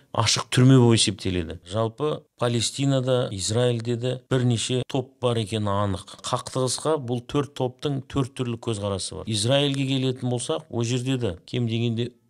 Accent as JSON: {"language": "Kazakh", "country": "Kazakhstan", "said": "мен өзімді қазақпын деп та таныстыра аламын мен өзімді мұсылманмын деп та таныстыра аламын"}